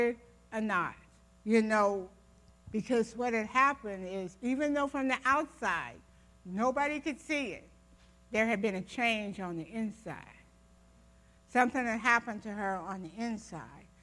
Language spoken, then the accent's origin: English; Ohio, United States; I grew up in Ohio.